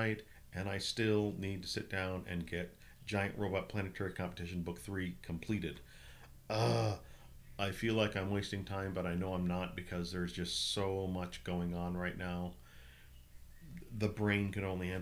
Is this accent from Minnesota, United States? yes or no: yes; Minnesota, United States; now in Southern California, United States; growing up in Minnesota